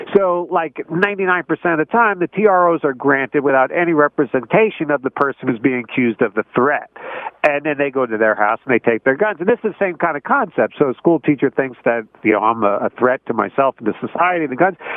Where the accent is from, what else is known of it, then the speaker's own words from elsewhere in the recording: New Jersey, United States; I'm not a farmer. I'm from New Jersey.